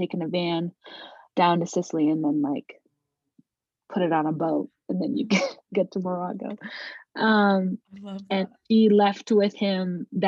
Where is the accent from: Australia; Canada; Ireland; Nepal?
Nepal; Kathmandu, Bagmati; born there; So I was born in Kathmandu, Nepal.